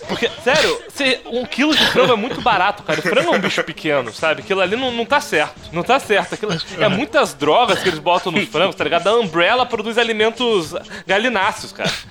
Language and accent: Portuguese; Três Corações, Minas Gerais, Brazil; moved away; also born or lived in Aquidauana, Mato Grosso do Sul; Eu fui criado, rapaz, em Três Corações, sul de Minas e em Aquidauana, interior do Mato Grosso do Sul